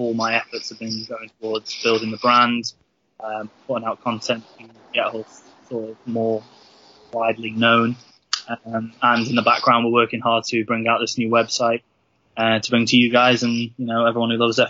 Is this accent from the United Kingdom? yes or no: yes; North Wales, United Kingdom; I'm from North Wales. I live in a little, tiny little village, a little hamlet, I guess, called Penny Lan.